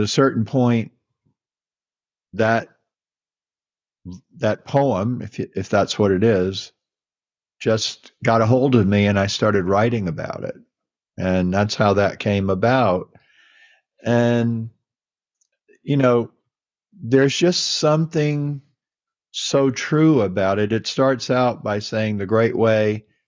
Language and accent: English; Mississippi, United States; moved away; I was born in Mississippi and, you know, I went to church